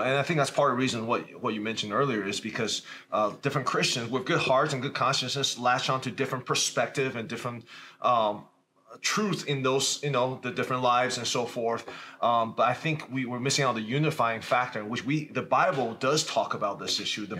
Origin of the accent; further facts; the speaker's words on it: Richmond, Virginia, United States; also born or lived in Taiwan; now in Valparaiso, United States; I grew up in Taiwan, but came to the United States when I was a kid. And grow, growing up in America, I grew up in Richmond, Virginia